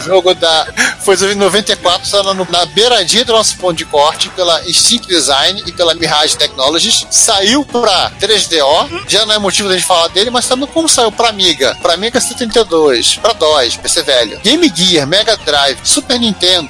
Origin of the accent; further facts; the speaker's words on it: Brazil; nós como brasileiros